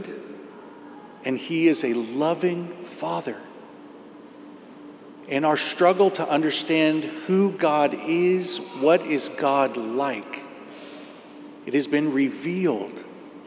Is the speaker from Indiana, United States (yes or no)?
yes; Indiana, United States; I grew up in Indiana. So I grew up in the farmlands